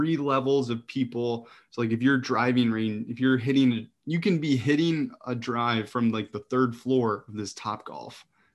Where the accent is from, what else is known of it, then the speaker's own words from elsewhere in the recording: Midwest, United States; now in East Coast, United States; I grew up in the Midwest